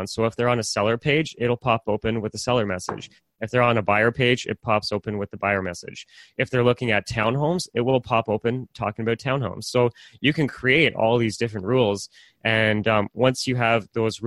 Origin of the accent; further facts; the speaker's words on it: Oshawa, Ontario, Canada; I'm from Oshawa